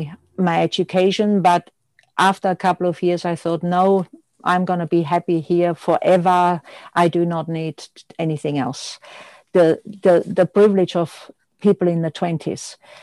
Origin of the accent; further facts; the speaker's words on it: Austria; born there; English is a second language; I am Austrian born, as many people know, and some might notice with my accent, which is hardly there. I did a fashion degree in Austria